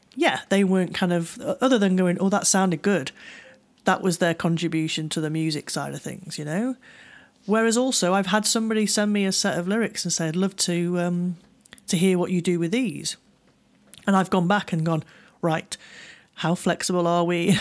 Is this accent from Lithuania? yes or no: no; United Kingdom; I'm, I'm a, I'm a British person